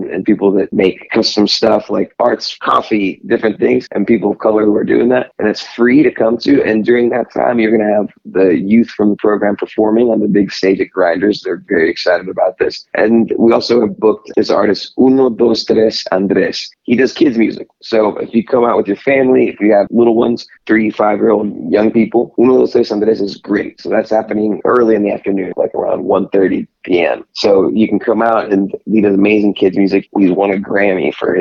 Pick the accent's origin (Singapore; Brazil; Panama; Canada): Panama; now in Kansas City, United States; I'm from Panama